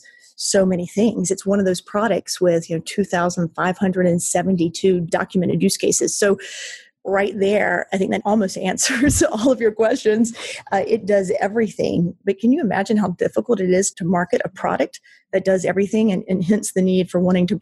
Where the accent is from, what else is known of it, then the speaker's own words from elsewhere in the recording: North Carolina, United States; I'm born and raised in North Carolina, lived most of my life in North Carolina